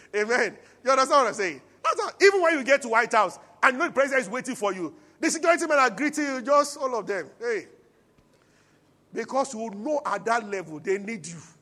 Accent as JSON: {"language": "English", "town": "Abuja", "region": "Federal Capital Territory", "country": "Nigeria", "tie": "born or raised there", "moved": "yes", "lives_now": "Lagos, Nigeria", "said": "I grew up in Abuja"}